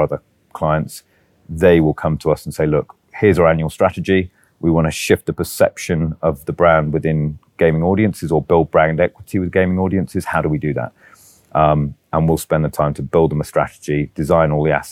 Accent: United Kingdom; moved away; So although I'm British, this is an Arabic, yeah, Arabic agency.

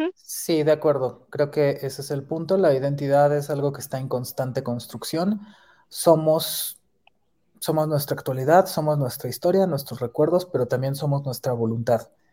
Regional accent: Mexico City, Mexico; somos de la Ciudad de México

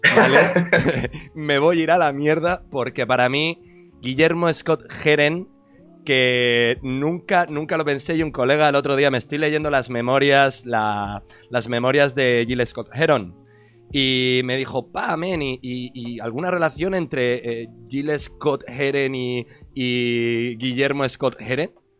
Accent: Murcia, Region of Murcia, Spain; also born or lived in Cartagena; yo soy de Murcia y me he criado toda la vida con raperos viejos

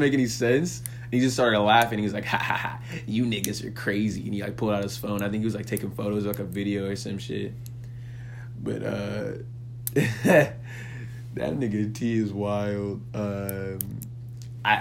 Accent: San Jose, California, United States; moved away as an adult; also born or lived in Hollywood, Los Angeles; I'm from San Jose, California

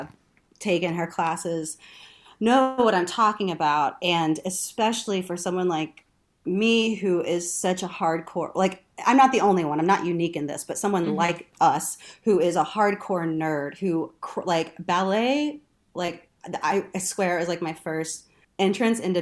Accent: Texas, United States; also born or lived in Louisiana; I'm from Texas

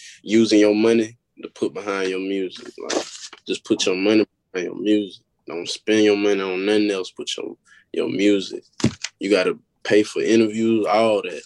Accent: Pensacola, Florida, United States; I'm from Pensacola, Florida

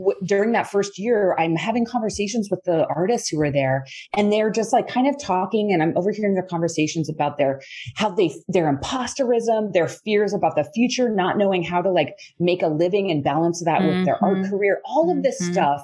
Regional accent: right outside of Pittsburgh, Pennsylvania, United States; I grew up right outside of Pittsburgh.

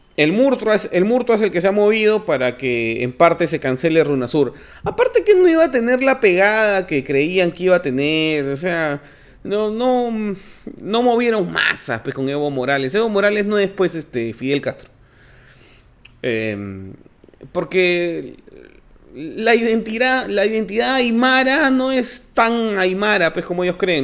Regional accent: Peru; como peruanos

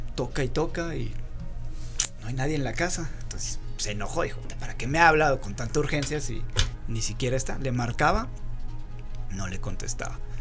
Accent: Rioverde, San Luis Potosí, Mexico; ahí en San Luis, de donde yo soy, cuando estudiábamos la universidad, éramos estudiantes foráneos, porque veníamos de Río Verde, un pueblito a dos horas de San Luis

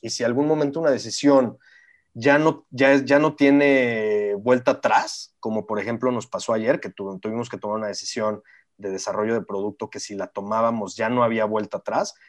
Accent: San Luis Potosí, Mexico; moved away as an adult; also born or lived in Mexico City / New York; yo nací en el DF, pero desde chiquito me fui a vivir a San Luis, entonces me considero potosino 100%.

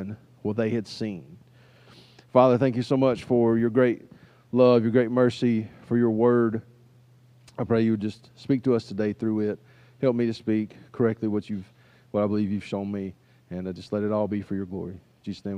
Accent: United States; as an American

